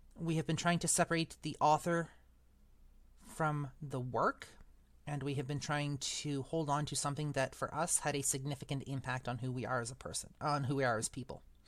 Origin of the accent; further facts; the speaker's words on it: Eastern Canada, Canada; moved away; I am actually from Western Canada, originally from Eastern Canada